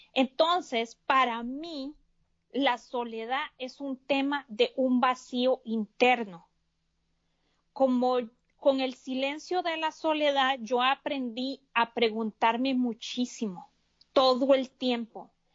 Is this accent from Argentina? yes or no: no; Costa Rica; now in United States; yo soy de Costa Rica, vivo en Estados Unidos